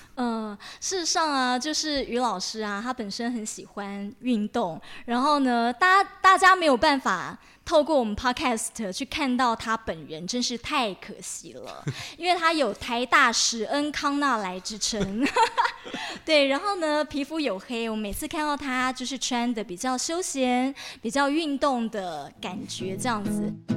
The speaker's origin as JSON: {"language": "Chinese", "region": "Taipei", "country": "Taiwan", "said": "我们台北人"}